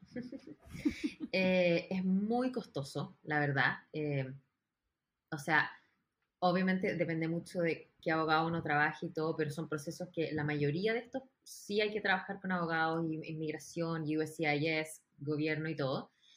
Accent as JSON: {"language": "Spanish", "country": "Chile", "also_born_or_lived": "New York", "moved": "as an adult", "lives_now": "Los Angeles, United States", "said": "soy de Chile, pero ahora estoy viviendo en Los Ángeles, California. Llevo ya casi 13 años radicada en Estados Unidos."}